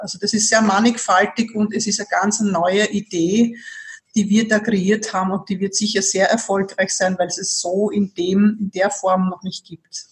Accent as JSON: {"language": "German", "region": "Vienna", "country": "Austria", "also_born_or_lived": "Burgenland", "said": "für mich als Wienerin"}